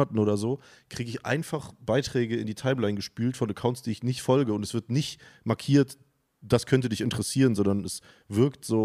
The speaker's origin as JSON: {"language": "German", "region": "Northern Germany", "country": "Germany", "said": "Ich habe ja schon gesagt, ich komme aus dem Norden."}